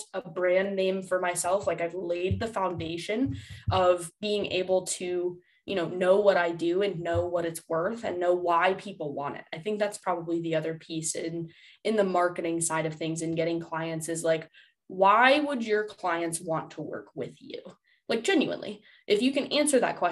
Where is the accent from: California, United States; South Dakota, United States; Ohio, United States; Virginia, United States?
Ohio, United States; Cleveland; I'm from Cleveland